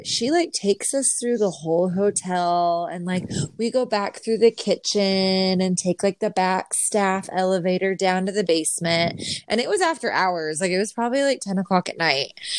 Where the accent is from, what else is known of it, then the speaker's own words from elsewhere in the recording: Utah, United States; now in Texas, United States; growing up in Utah, like dry climate